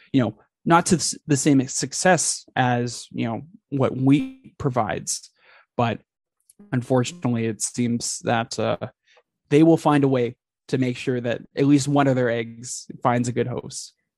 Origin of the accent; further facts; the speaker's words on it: Edmonton, Alberta, Canada; moved away; also born or lived in Texas; I grew up in Edmonton, Alberta